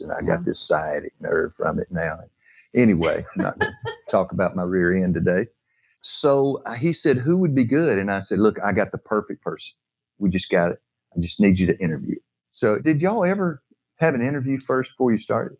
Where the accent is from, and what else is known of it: North Alabama, United States